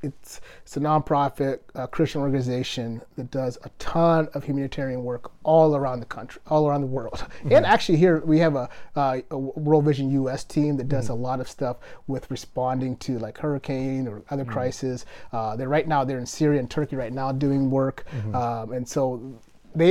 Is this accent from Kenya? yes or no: yes; Kenya; I am Kenyan, but I literally don't run like a Kenyan.